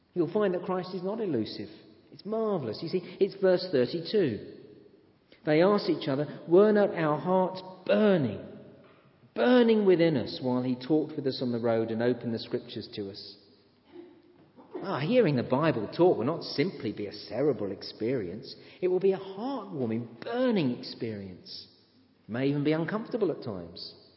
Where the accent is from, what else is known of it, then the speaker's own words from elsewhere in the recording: England, United Kingdom; I am an Englishman